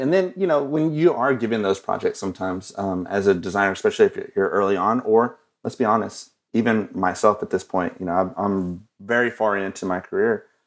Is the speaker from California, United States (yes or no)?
no; Odessa, Texas, United States; I'm from West Texas, Odessa, Texas